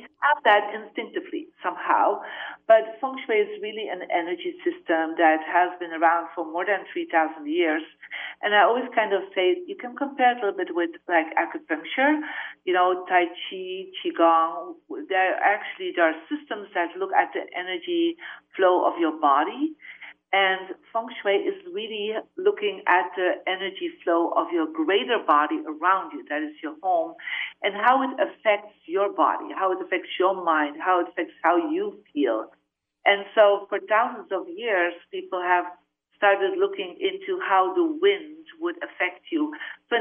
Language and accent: English; Belgium; moved away; I'm originally from Belgium